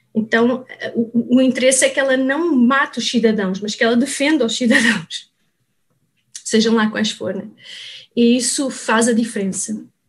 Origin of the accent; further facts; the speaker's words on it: Portugal; moved away as an adult; also born or lived in Lisbon; now in Brazil; eu sou portuguesa